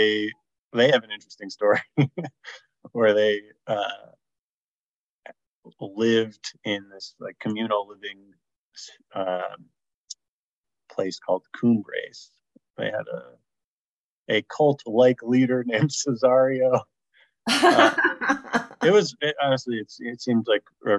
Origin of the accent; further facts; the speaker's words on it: South Orange, New Jersey, United States; I'm from South Orange, New Jersey